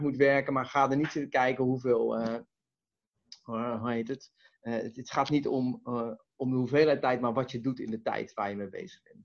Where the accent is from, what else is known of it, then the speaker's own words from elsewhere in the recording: Westland, South Holland, Netherlands; ik kom uit het Westland